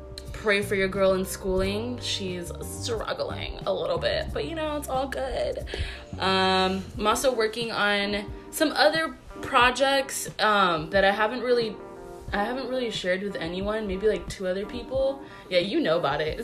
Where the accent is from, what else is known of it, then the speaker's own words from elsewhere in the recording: Florida, United States; we're both Puerto Ricans. But three, we were raised here in Florida